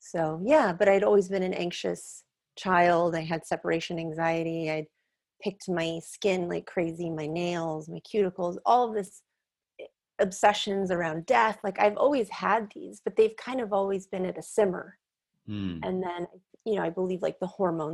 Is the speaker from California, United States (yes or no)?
yes; Northern California, United States; moved away as an adult; now in Los Angeles, United States; I'm originally from Northern California